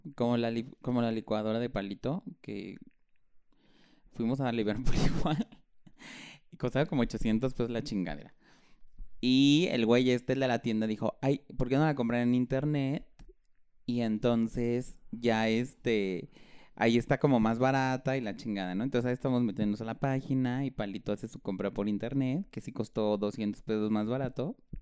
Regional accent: Chilango, Mexico City, Mexico; somos chilangos

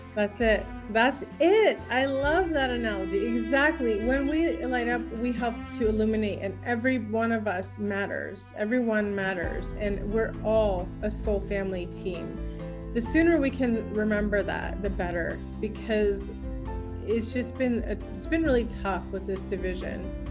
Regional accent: Ashland, Oregon, United States; I'm from Ashland

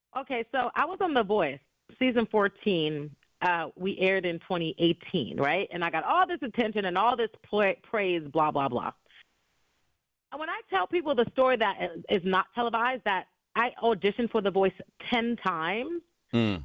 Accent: New York City, New York, United States; growing up in New York City

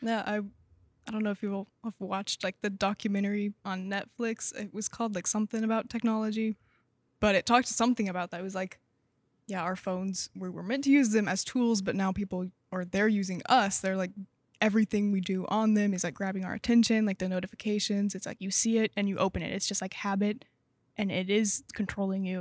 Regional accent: Bentonville, Arkansas, United States; moved away as an adult; now in Waco, United States; I'm from Arkansas

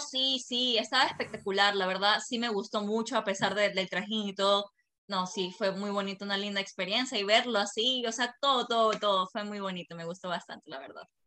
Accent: Machala, El Oro, Ecuador; somos una ciudad pequeña, la verdad somos una ciudad

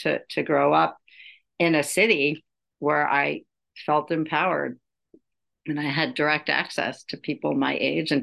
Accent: Los Angeles, California, United States; now in New York City, United States; I'm from Los Angeles.

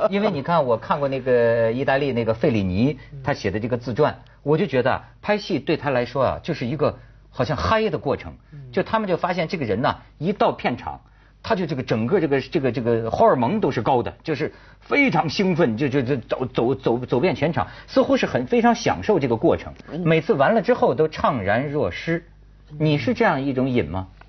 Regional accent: northern China, China; accent: northern Chinese speech; 照我们这北方话说

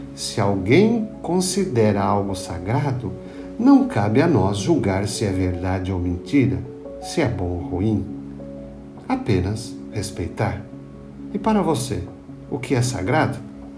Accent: Nova Veneza, Santa Catarina, Brazil; No Morro do Caravaggio, em Nova Veneza, onde cresci

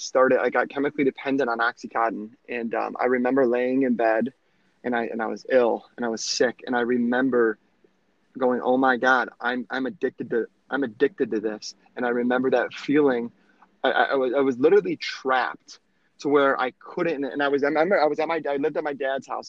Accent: Michigan, United States; I'm from Michigan

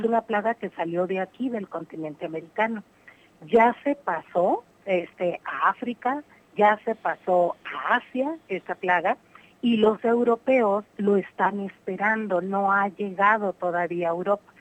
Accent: Mexico; como mujer y como mujer mexicana

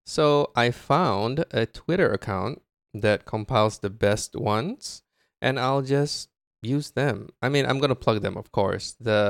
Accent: Japan; My family goes on a yearly trip to my home country, Japan. We have relatives there.

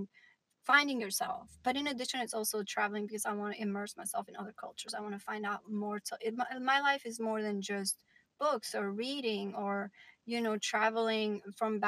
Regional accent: Kavajë, Tirana County, Albania; now in New York, United States; Home is definitely Albania as well because I grew up there

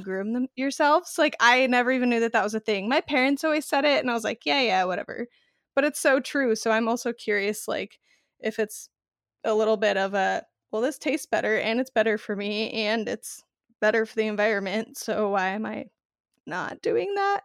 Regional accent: Arizona, United States; moved away; I grew up in the desert. I'm from Arizona originally

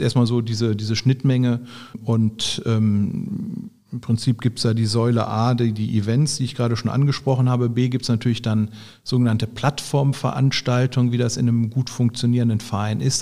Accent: Bergisches Land, North Rhine-Westphalia, Germany; accent: Rheinländer; moved away as an adult; also born or lived in Münster; now in Düsseldorf, Germany; ich bin im Bergischen groß geworden

